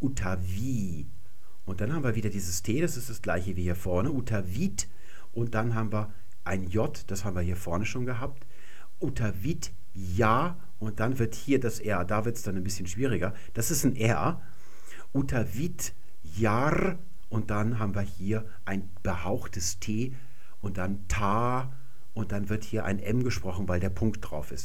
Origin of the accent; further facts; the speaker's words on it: Germany; bei uns in Deutschland